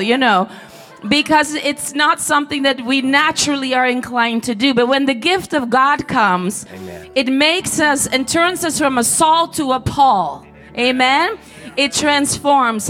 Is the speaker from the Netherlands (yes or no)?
yes; Netherlands; I'm from Holland.